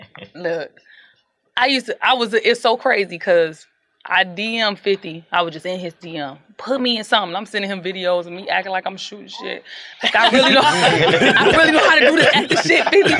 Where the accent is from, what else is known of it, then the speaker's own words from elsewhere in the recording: Detroit, Michigan, United States; growing up in Detroit, BMF was like the biggest.